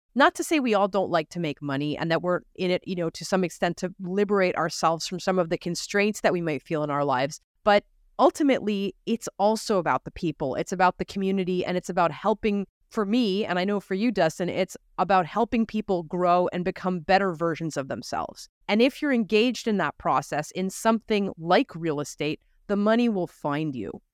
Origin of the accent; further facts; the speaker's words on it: Canada; As a Canadian